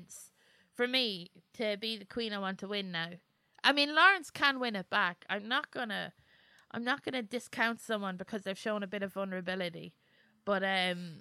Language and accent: English; Ireland; we're Irish